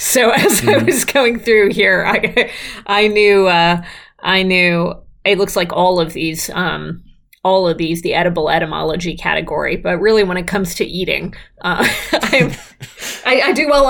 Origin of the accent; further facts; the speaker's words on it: Midwest, United States; I am a Midwesterner